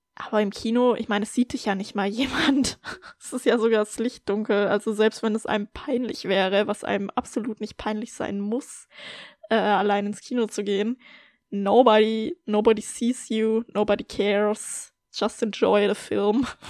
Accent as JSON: {"language": "German", "country": "Germany", "moved": "yes", "lives_now": "Austria", "said": "für mich als Deutsche nach Österreich zu ziehen"}